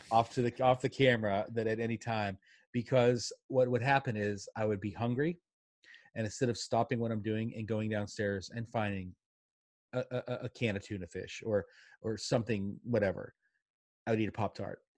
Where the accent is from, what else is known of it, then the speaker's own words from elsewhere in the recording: Pittsburgh, Pennsylvania, United States; I grew up in Pittsburgh, and my dad worked in a steel mill